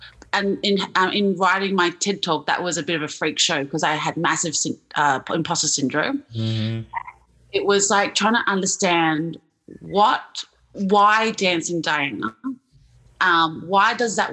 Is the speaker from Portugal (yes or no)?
no; Australia; I'm from Australia